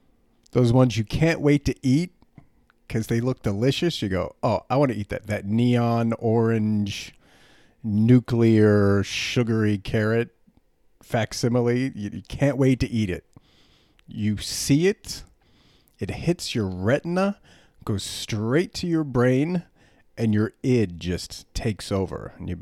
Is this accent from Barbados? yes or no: no; Germany; But I grew up in Germany, and I grew up mostly around Americans, but I was in Europe, and my parents had a lot of German friends